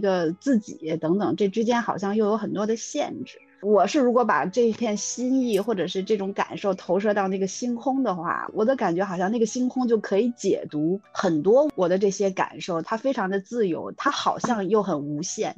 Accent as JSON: {"language": "Chinese", "region": "Beijing", "country": "China", "tie": "born or raised there", "said": "我小的时候在北京的夏天"}